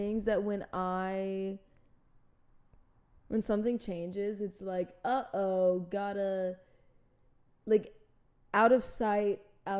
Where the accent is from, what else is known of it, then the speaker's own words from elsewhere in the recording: Austin, Texas, United States; I am from Austin.